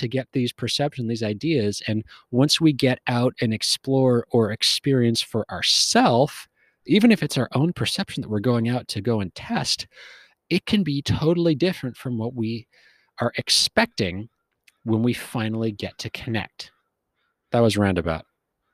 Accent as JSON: {"language": "English", "area": "West Coast", "region": "Western Canada", "country": "Canada", "tie": "born or raised there", "also_born_or_lived": "Wyoming, United States", "moved": "as an adult", "said": "I grew up on the West Coast, spent a lot of time up and down the West Coast, Canada and America"}